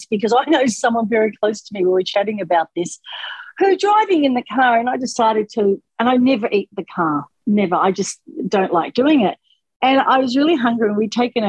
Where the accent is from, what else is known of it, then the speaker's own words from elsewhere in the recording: England, United Kingdom; I'm English